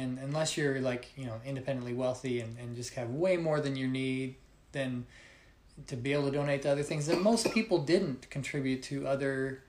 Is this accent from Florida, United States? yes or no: no; Arizona, United States; Where we grew up in Arizona, which is fairly LDS populated, you know, not quite as much as Utah, but it's got a decent Mormon hub down there.